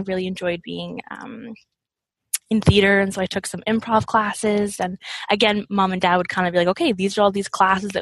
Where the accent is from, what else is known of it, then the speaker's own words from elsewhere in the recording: Nova Scotia, Canada; I grew up in Nova Scotia